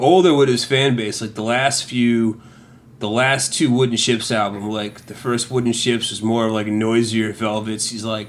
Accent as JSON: {"language": "English", "region": "Connecticut", "country": "United States", "tie": "born or raised there"}